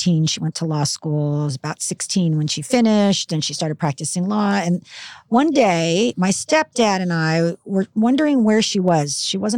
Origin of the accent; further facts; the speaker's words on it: Burbank, California, United States; also born or lived in Philadelphia, Pennsylvania; I grew up in Burbank